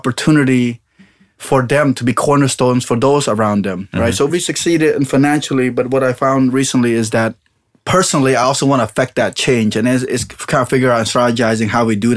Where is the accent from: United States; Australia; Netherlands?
United States; Long Beach, California; being Cambodian, being raised in Long Beach